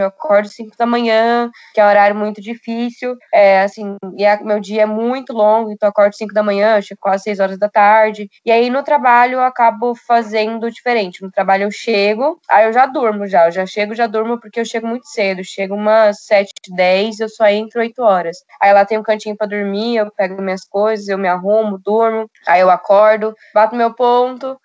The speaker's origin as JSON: {"language": "Portuguese", "town": "Foz do Iguaçu", "region": "Paraná", "country": "Brazil", "tie": "born or raised there", "moved": "as an adult", "lives_now": "São Paulo, Brazil", "said": "E eu também fui criada em Foz do Iguaçu"}